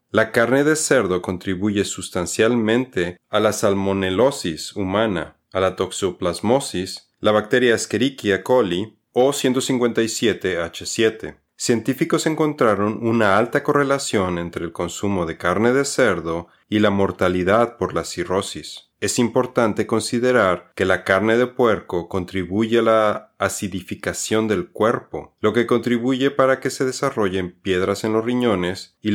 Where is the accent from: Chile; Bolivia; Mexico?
Mexico; Nosotros somos mexicanos.